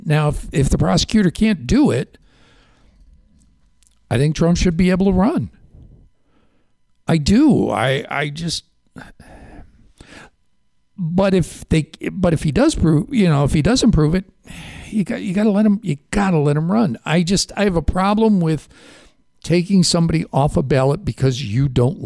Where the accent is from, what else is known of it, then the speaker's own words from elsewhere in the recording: Chicago, Illinois, United States; now in New York, United States; I grew up in Chicago.